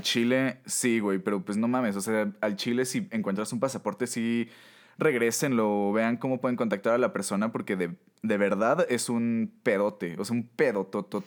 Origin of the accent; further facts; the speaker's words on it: Mexico; como mexicanos